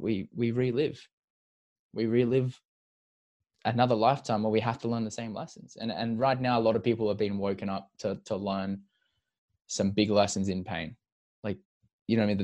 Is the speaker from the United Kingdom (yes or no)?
no; Perth, Western Australia, Australia; we grew up in Perth together